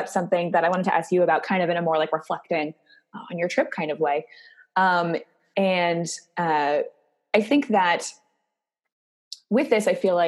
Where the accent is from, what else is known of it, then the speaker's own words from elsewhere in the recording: Oregon, United States; now in New York, United States; I'm from Oregon. I came from a really, really blue part of the country